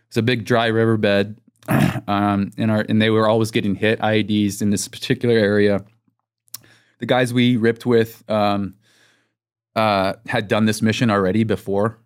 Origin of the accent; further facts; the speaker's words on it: Texas, United States; I'm from Texas